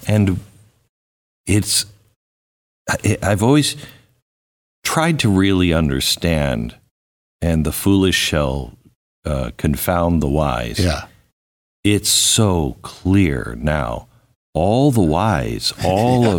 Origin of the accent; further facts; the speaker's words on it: Seattle, Washington, United States; moved away; also born or lived in Phoenix; I grew up in Seattle